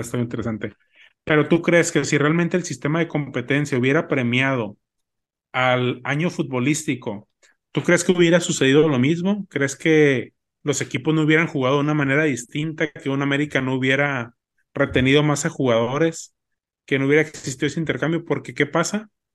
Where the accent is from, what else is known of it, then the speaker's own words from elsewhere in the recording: Mexico; como mexicanos somos